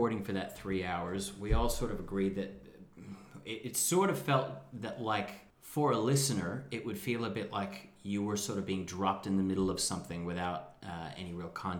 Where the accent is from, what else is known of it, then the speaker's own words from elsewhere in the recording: Ireland; we're Irish